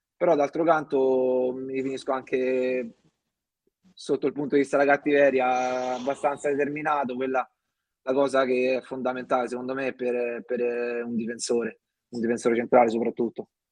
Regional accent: Montefiascone, Lazio, Italy; sono di Montiascone, ho iniziato i primi calci nel mio paese

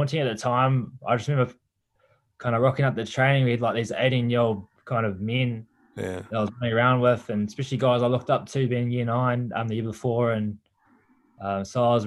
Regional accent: Waipawa, Hawke's Bay, New Zealand; I grew up in Waipawa in Central Hawke's Bay

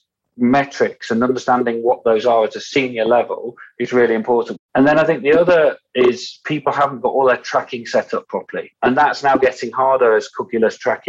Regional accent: United Kingdom; also born or lived in Yorkshire; us Brits

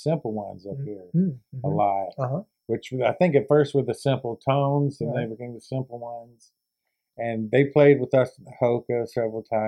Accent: Oxford, Mississippi, United States; I'm from, you know, Oxford, Mississippi

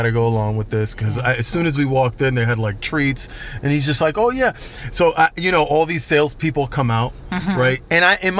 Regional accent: Orlando, Florida, United States; I'm from Orlando.

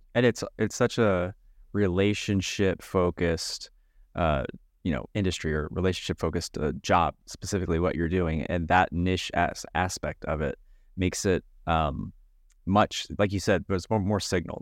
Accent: Midwest, United States; growing up and living in the Midwest

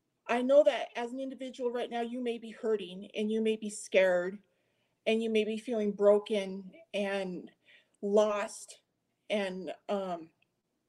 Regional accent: United States; I was a little girl growing up in America

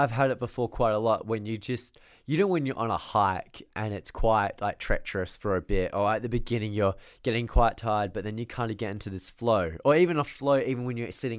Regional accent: Australia; I'm from Australia. Grow up.

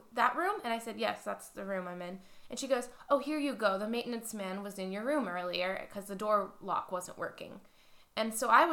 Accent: Cleveland, Ohio, United States; It's close to home, literally like my hometown

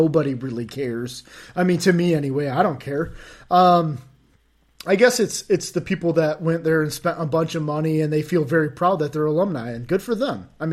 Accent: Michigan, United States; growing up in Michigan

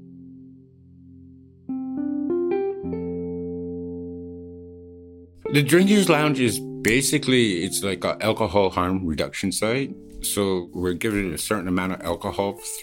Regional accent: Newfoundland and Labrador, Canada; now in Vancouver, Canada; I was born in Newfoundland. I grew up

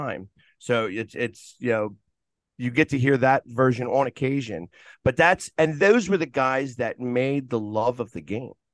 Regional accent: Philadelphia, Pennsylvania, United States; I was born in Philadelphia

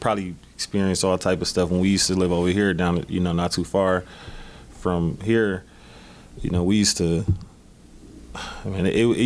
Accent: Milwaukee, Wisconsin, United States; Milwaukee, Wisconsin. Most of my life, I actually grew up not too far from here. We're on the east side. Port Washington, and then we moved over towards 21st and Keith.

